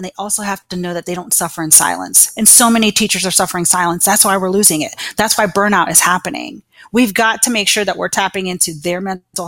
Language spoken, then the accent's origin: English; Arlington, Virginia, United States; moved away as an adult; now in Gainesville, United States; So I am originally from Arlington, Virginia